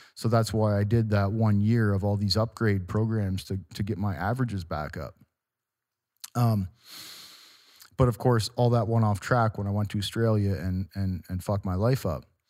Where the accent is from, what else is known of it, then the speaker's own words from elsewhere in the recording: Walkerton, Ontario, Canada; my hometown of Walkerton, Ontario